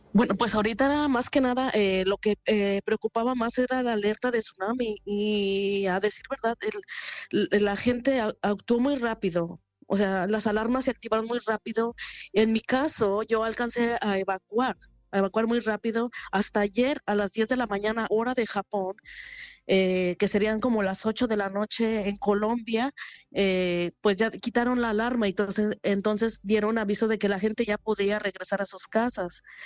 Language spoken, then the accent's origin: Spanish; Mexico; now in Japan; en la parte que yo soy de México casi no tiembla